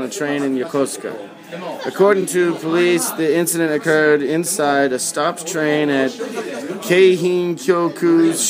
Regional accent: United States; I'm American, so this is gonna

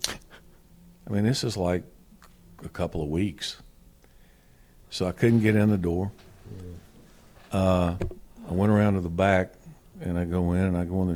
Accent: North Carolina, United States; born or raised there; moved away as an adult

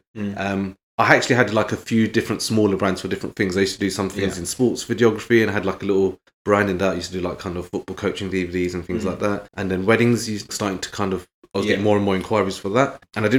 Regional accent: London, United Kingdom; now in Birmingham, United Kingdom; every time I go back to London, as soon as I cross the M25

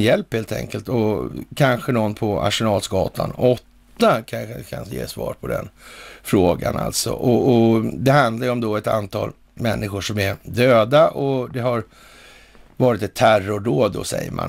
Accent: Sweden; här hemma i Sverige

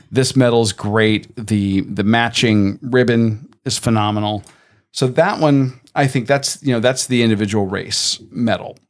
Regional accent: Tampa, Florida, United States; I grew up in Tampa

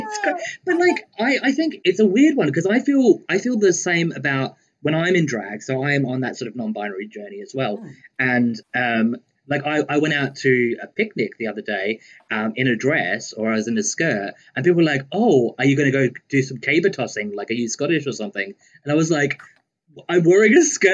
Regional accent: Central Australia, Australia; I grew up on a farm in Central Australia.

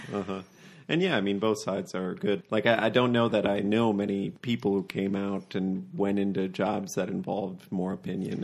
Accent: McFarland, Wisconsin, United States; you're from my hometown

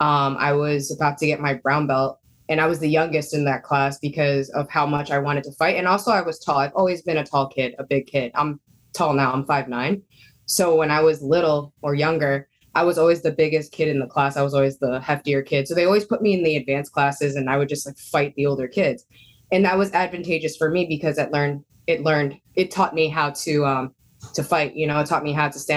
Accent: New York City, New York, United States; moved away as an adult; now in New Jersey, United States; I grew up downtown Manhattan

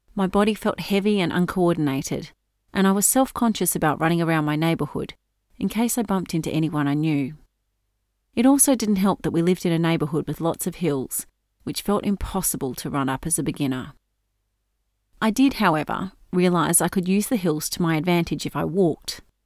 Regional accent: Norfolk Island; Growing up on Norfolk Island, we all spent a lot of time in the water

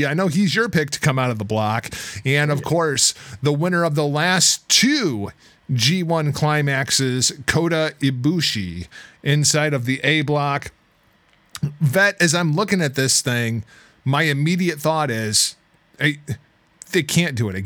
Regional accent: United States; as an American wrestling fan

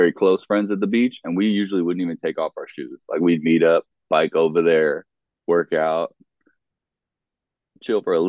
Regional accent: Los Angeles, California, United States; also born or lived in Orange County, California; I grew up in like Venice Marina area, like born and raised. I think I was born in Santa Monica Hospital.

